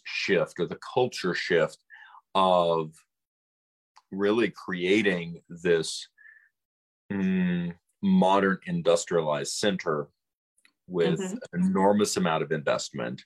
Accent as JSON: {"language": "English", "region": "Central Illinois", "country": "United States", "tie": "born or raised there", "said": "the downtown I grew up with in Central Illinois"}